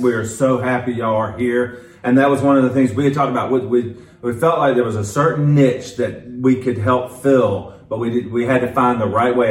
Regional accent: Quincy, Florida, United States; also born or lived in Atlanta / Tallahassee; I grew up in Quincy

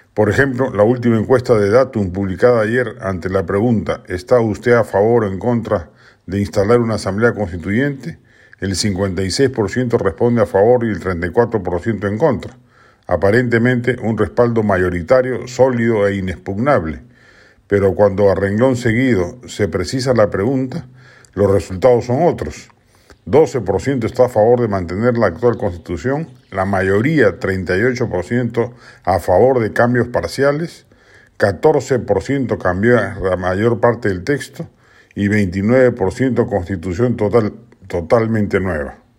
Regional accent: Peru; Somos más los peruanos

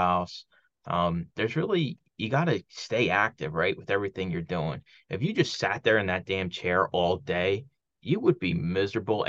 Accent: Philadelphia, Pennsylvania, United States; moved away; friends I grew up with down in Philly

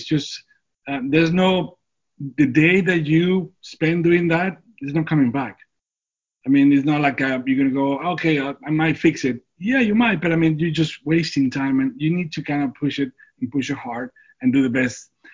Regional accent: Durango, Mexico; moved away as an adult; now in San Diego, United States; I was born and raised in Durango

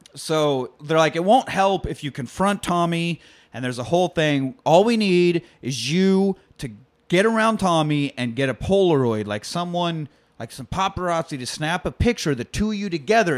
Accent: Manhattan, Kansas, United States; born and raised in Manhattan, just always been a Manhattan guy

